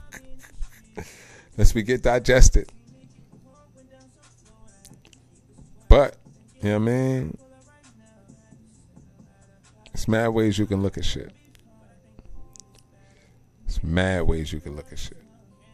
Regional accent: Central New Jersey, United States; also born or lived in Colorado; I'm from Central New Jersey

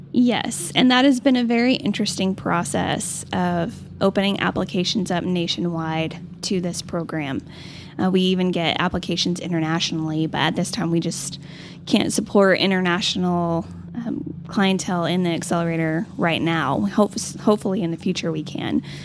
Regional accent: Amarillo, Texas, United States; growing up in Amarillo, local businesses was just a part of our life

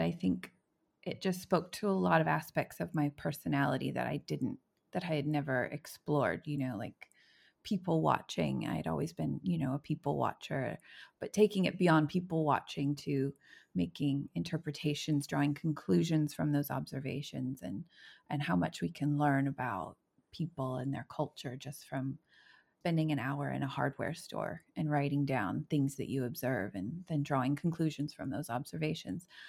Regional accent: United States; moved away as an adult; also born or lived in Indianapolis, Indiana; now in New Zealand; my own context as an American

